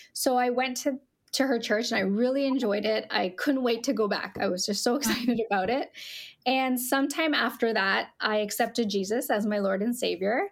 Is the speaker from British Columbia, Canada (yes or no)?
no; St. Catharines, Ontario, Canada; also born or lived in Toronto / Edmonton, Alberta; grew up in St. Catharines, right here in the heart of Niagara